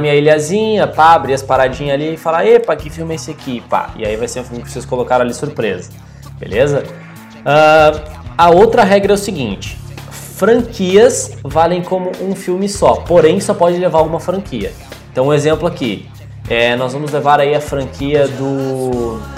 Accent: Brazil; a gente é brasileiro

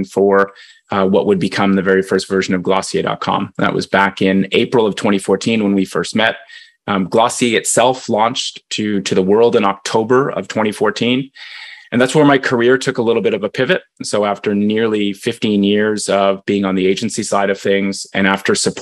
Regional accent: Canada; now in United States; I'm Canadian

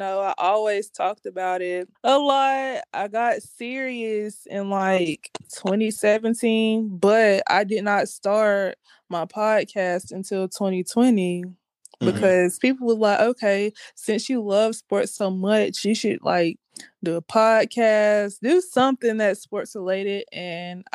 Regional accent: Columbus, Georgia, United States; I'm from Columbus, Georgia, the 706.

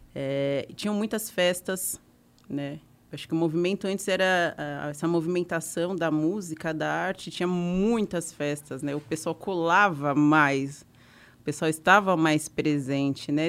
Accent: Santo André, São Paulo, Brazil; Eu sou de Santo André, de Santo André, ABC Paulista

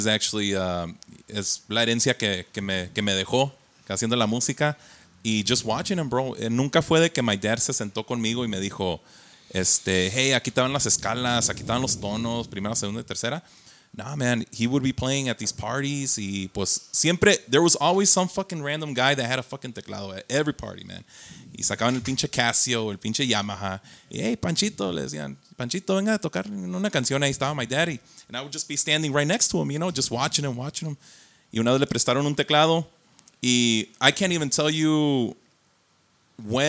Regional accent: Las Vegas, Nevada, United States; moved away; I grew up in Vegas.

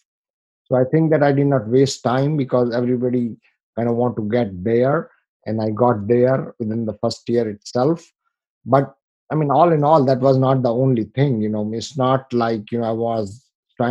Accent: India; moved away as an adult; now in United States; I come from India, you know, with a very humble background. You know, I came here in 1998.

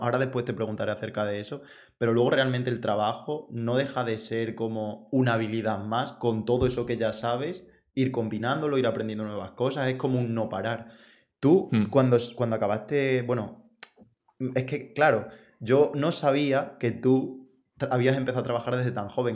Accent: Extremadura, Spain; Yo, soy de Extremadura

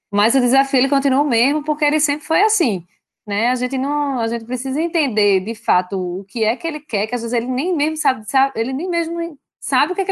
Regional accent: Brazil; a gente, como bom brasileiro, né, a gente já tem um, um cenário complicado de, de, de, Brasil, que já se. que já que empreender no Brasil sempre foi difícil

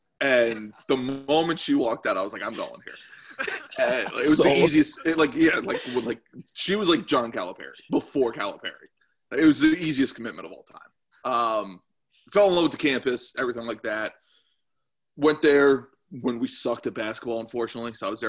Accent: Pennsylvania, United States; moved away as an adult; also born or lived in Kentucky; now in Cincinnati, United States; I'm not from, like, Kentucky. I'm not from Ohio. I grew up in Pennsylvania

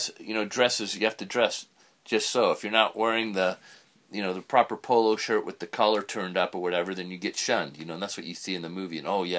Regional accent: Reseda, California, United States; I grew up in Reseda. Reseda was all developed, you know, was all residences.

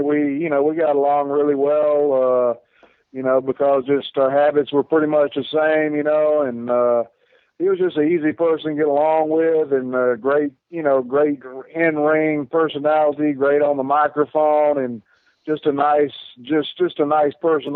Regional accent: Spartanburg, South Carolina, United States; I grew up in Spartanburg

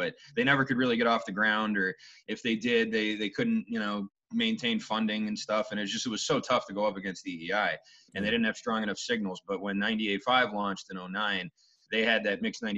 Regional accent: Boston, Massachusetts, United States; I grew up in the North End, and my father had a business in Quincy Market

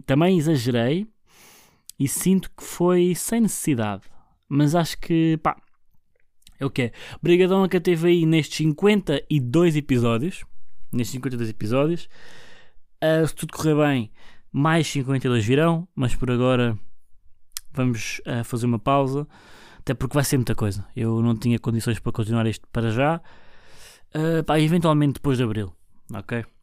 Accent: Barreiro, Setúbal, Portugal; Eu sou, sou natural do Barreiro. Barreiro é margem sul

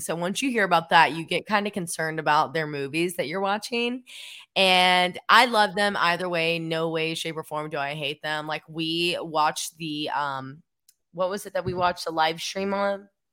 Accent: Cleveland, Tennessee, United States; I grew up in Cleveland, Tennessee, a small town where, like, half of the roads are country roads.

